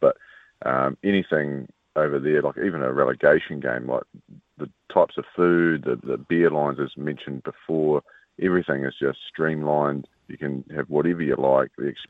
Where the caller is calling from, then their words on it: Canterbury, New Zealand; The mighty South Canterbury.